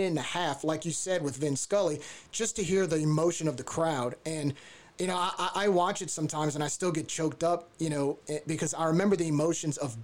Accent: New Orleans, Louisiana, United States; I was born and raised in New Orleans

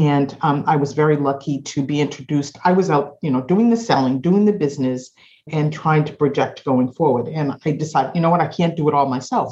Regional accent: Boston, Massachusetts, United States; also born or lived in Kansas City, Missouri; I am uh, born and raised in Boston

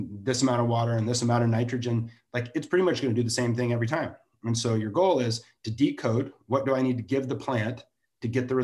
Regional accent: Santa Barbara, California, United States; I'm from Santa Barbara, so you know, I get to even do it in my own backyard

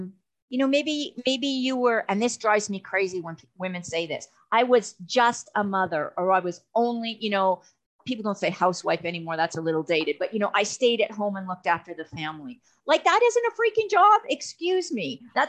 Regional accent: Canada; now in Texas, United States; I came from Canada to Texas. That was a culture shock.

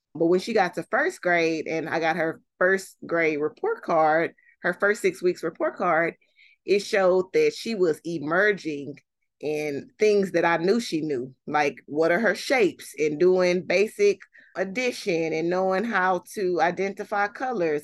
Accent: Fort Worth, Texas, United States; born and raised in Fort Worth, have lived here my whole life, except for when I went to college

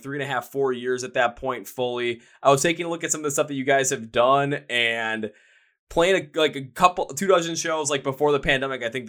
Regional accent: Milwaukee, Wisconsin, United States; I'm from Milwaukee

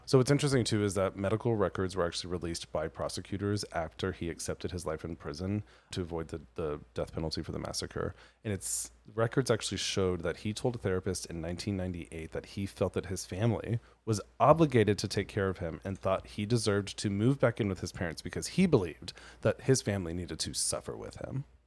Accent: Colorado, United States; moved away; I grew up in Colorado where Albertsons, King Supers, Safeway were all the grocery stores.

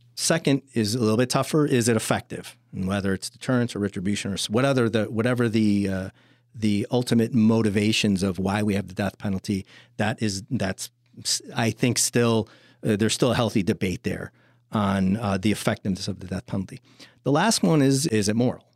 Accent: Chicago, Illinois, United States; moved away; I'm from Chicago originally

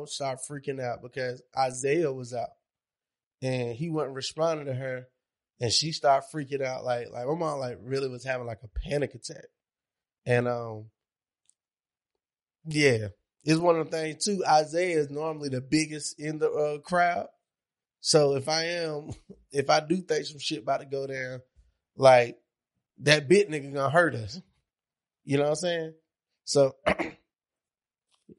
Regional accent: Monroe, United States; I'm from Monroe. We didn't have shit.

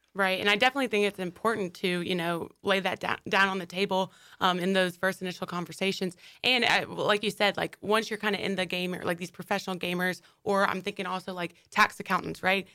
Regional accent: Wilmington, United States; now in Jacksonville, United States; back in the hometown, the roots in Wilmington

